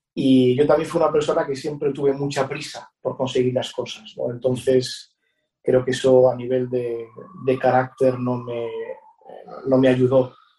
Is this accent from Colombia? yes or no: no; Betanzos, Galicia, Spain; en mi pueblo Betanzos hay una banda